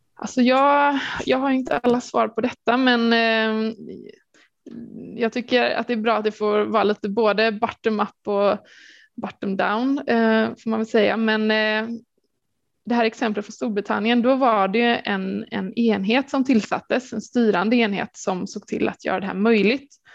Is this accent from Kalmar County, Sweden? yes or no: no; Gothenburg, Västra Götaland, Sweden; jag är från Göteborg